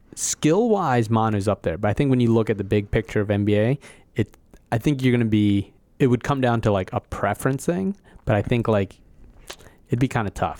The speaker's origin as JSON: {"language": "English", "town": "Philadelphia", "region": "Pennsylvania", "country": "United States", "tie": "born or raised there", "said": "I grew up in Philadelphia and I'm from America."}